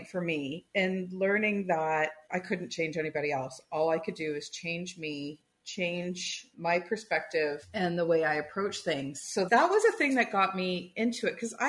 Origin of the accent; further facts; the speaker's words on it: Toronto, Ontario, Canada; I grew up in Toronto